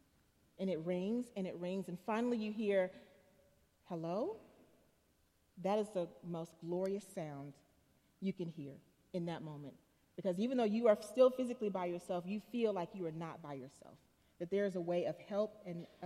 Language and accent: English; Chattanooga, Tennessee, United States; When I was a little girl, I remember, I'm from Chattanooga, as was said, come from a fairly poor family.